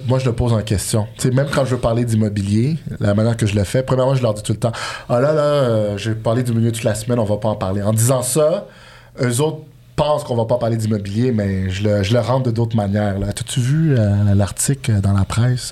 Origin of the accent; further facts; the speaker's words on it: Montreal, Quebec, Canada; also born or lived in Bordeaux, France; en grandissant à Montréal, euh, j'étais allé habiter en France par la suite, en début de vingtaine, pour jouer à handball